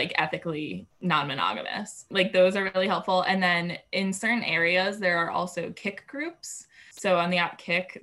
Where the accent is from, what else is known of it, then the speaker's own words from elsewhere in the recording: New York, United States; moved away as an adult; also born or lived in Denver; I was coming from New York where I'd lived my entire life. And then I moved to Denver